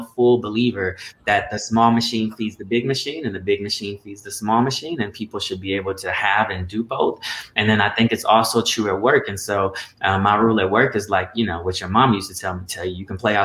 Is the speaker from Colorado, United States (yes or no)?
yes; Colorado, United States; I actually grew up in Colorado